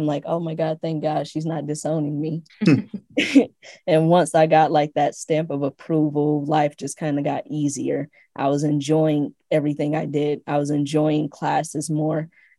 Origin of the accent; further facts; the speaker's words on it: Midwest, United States; growing up in the Midwest, I will say at least my upbringing, I wasn't too privy to HBCUs.